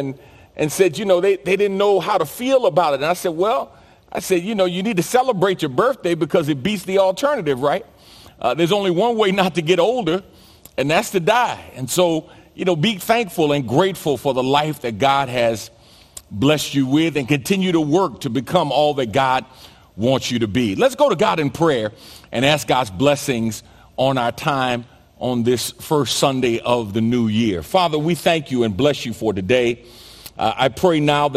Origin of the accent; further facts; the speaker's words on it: New York City, New York, United States; growing up in New York City and playing basketball